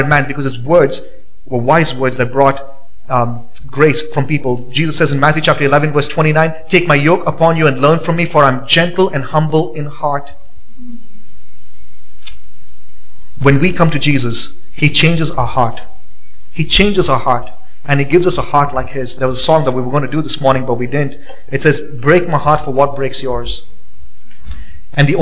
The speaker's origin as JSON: {"language": "English", "country": "India", "tie": "born or raised there", "moved": "yes", "lives_now": "Boise, United States", "said": "growing up in India"}